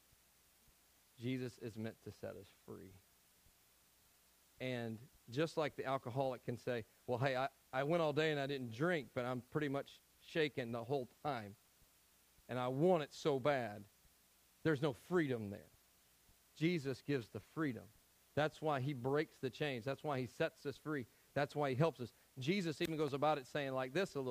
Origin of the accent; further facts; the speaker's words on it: Tennessee, United States; I'm from Tennessee.